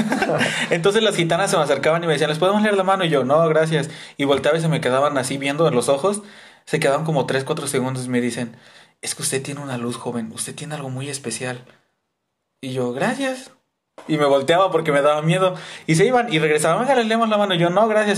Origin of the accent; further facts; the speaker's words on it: Veracruz, Mexico; cuando era niño, este, aquí en Veracruz, en donde vivimos en el estado